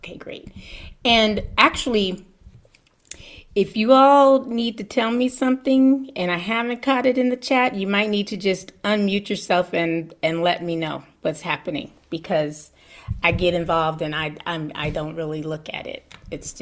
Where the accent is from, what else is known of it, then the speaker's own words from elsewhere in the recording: Berkeley, California, United States; moved away as an adult; now in Joshua Tree, United States; I grew up in Berkeley from the time I was 6 months old till I was about 18.